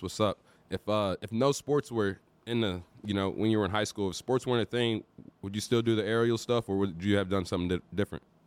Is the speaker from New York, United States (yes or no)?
no; St. Louis, Missouri, United States; moved away; I was born and raised in Saint Louis, but moved down south here in two thousand